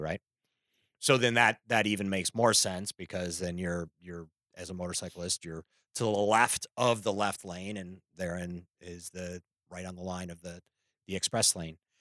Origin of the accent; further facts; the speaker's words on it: Chicago, Illinois, United States; now in California, United States; I'm not from California. I'm from Chicago.